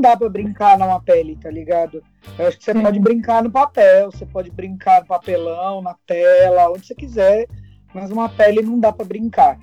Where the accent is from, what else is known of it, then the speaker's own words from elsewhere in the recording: São Paulo, Brazil; a gente veio da ZL, né? Zona Lost